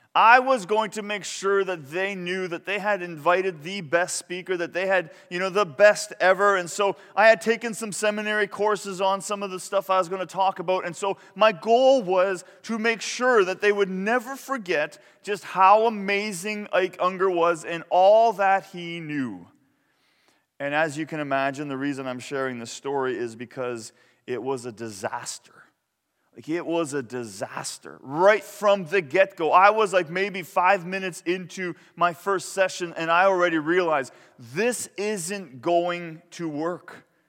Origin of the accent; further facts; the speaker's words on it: Canada; I was from Canada